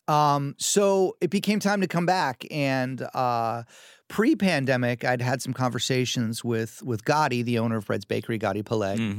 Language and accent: English; New York City, New York, United States; I grew up in New York City